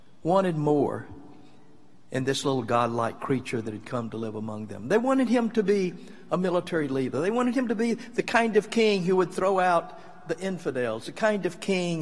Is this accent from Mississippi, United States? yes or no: yes; Mississippi, United States; when I was growing up in Mississippi, I was a teenager